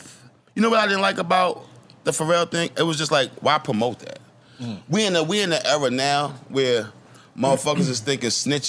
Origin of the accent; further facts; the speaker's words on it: New York City, New York, United States; I'm from Brooklyn.